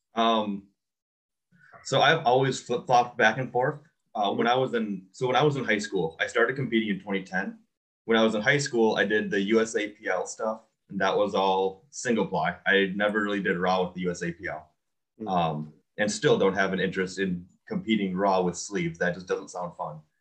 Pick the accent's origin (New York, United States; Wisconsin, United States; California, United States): Wisconsin, United States; Iola; also born or lived in Stevens Point, Wisconsin / Appleton, Wisconsin; I grew up in Iola, Wisconsin